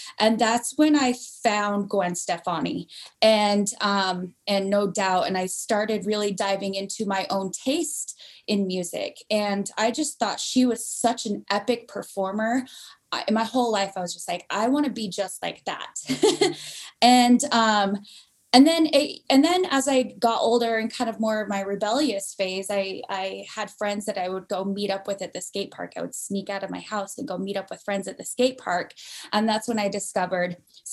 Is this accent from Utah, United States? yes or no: yes; Provo, Utah, United States; I'm from Provo, Utah. And so I grew up in a very, heavily Mormon populated, area